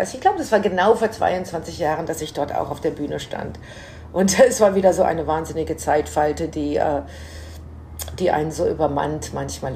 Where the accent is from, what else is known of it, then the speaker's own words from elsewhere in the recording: Menden, North Rhine-Westphalia, Germany; now in New York, United States; in meiner Heimatstadt Menden